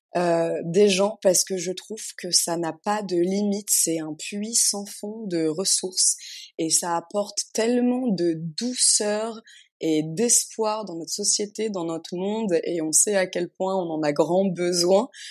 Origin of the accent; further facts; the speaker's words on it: Paris, Île-de-France, France; moved away as an adult; also born or lived in Amsterdam; now in Tulum, Mexico; je suis née, j'ai grandi à Paris